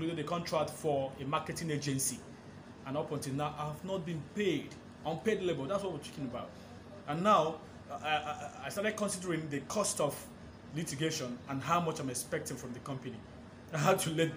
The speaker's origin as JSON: {"language": "English", "country": "Nigeria", "said": "I am a Nigerian, a media personality"}